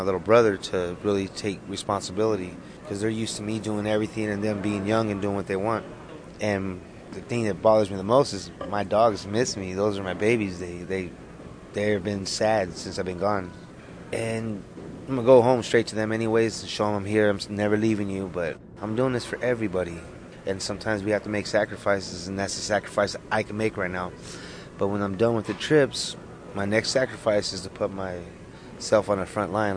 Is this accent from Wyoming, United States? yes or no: yes; Wind River, Wyoming, United States; now in Los Angeles, United States; From Arapahoe Nation, Wind River